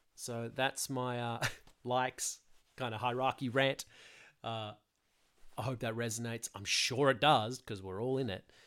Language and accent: English; Sydney, New South Wales, Australia; I'm from Sydney, Australia.